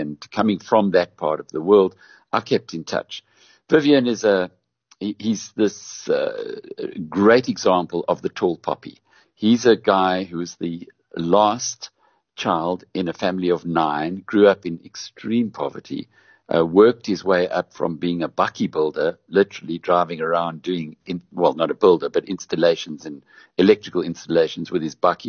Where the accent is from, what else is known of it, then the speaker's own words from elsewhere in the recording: Newcastle, KwaZulu-Natal, South Africa; My hometown of Newcastle